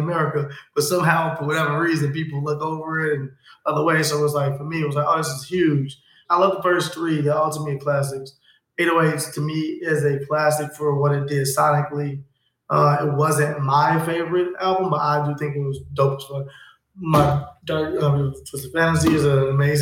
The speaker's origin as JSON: {"language": "English", "town": "Chicago", "region": "Illinois", "country": "United States", "tie": "born or raised there", "said": "I'm from K-Town, I'm from the West Side"}